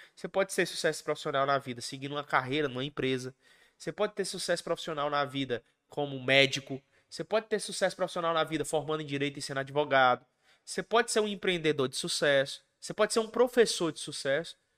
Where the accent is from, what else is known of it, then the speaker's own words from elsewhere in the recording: Ceará, Brazil; also born or lived in Mato Grosso do Sul; Eu sou cearense.